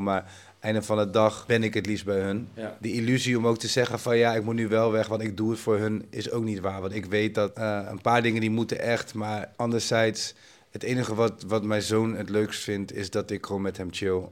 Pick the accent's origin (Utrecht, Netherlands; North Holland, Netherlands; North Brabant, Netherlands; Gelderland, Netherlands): Utrecht, Netherlands; Amersfoort; zo'n DJ-winkel bij ons in Amersfoort, waar ik vandaan kom in Nederland